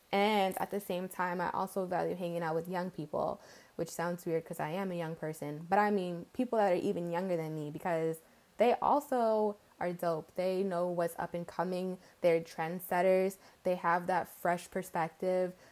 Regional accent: outside New York City, New York tri-state area, United States; also born or lived in Englewood / North Carolina; I'm born and raised in the New York, what is it called? Tri state area? Whatever. Outside of New York City.

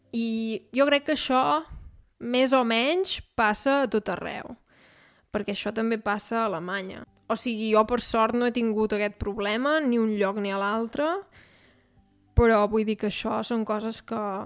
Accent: Catalonia, Spain; moved away as an adult; now in Munich, Germany; he crescut a Catalunya

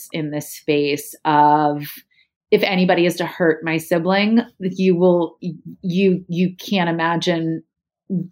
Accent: right outside of Princeton, New Jersey, United States; also born or lived in San Diego, California; we grew up right outside of Princeton

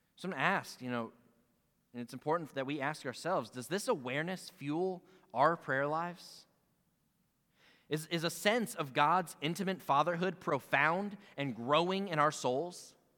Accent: Pennsylvania, United States; moved away; growing up in Pennsylvania

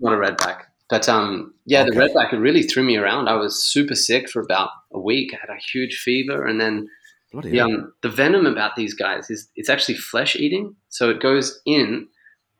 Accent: Australia; also born or lived in Italy; now in Spain; as an Australian

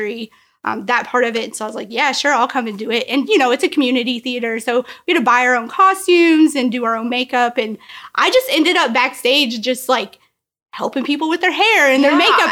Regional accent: Knoxville, Tennessee, United States; I grew up in Knoxville

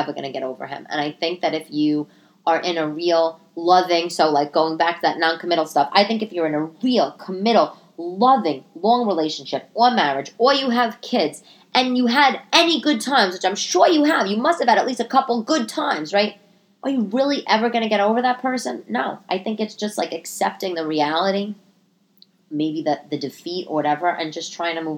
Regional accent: New York, United States; also born or lived in Italy; I'm Italian, you know, born and raised in New York.

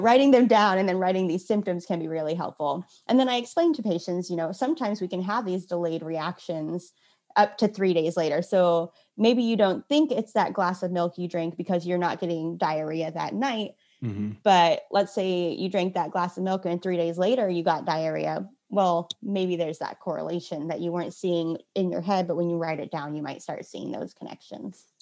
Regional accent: Santa Cruz, California, United States; now in Portland, United States; I'm originally from Santa Cruz, California, total beach bum at heart

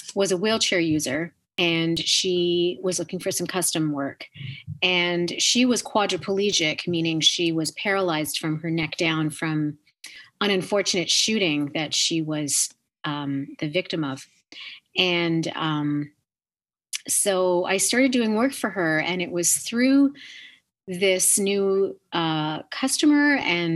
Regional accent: Canada; being Canadian

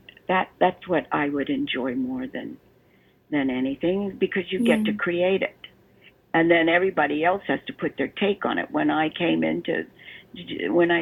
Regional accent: Baltimore, Maryland, United States; accent: Baltimore; moved away; which is where I was from. And I gave her my Baltimore accent

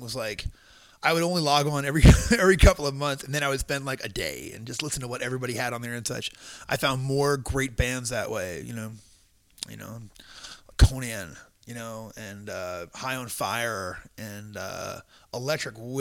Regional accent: Long Island, New York, United States; moved away; also born or lived in Houston, Texas; I grew up on Long Island

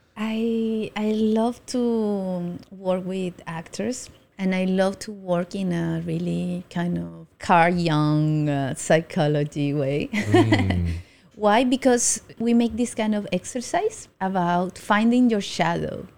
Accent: Colombia; now in Taiwan; I'm from Colombia

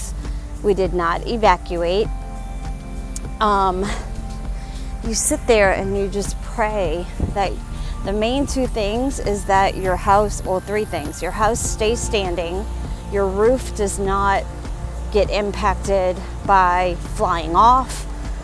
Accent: Louisiana, United States; born and raised in Louisiana

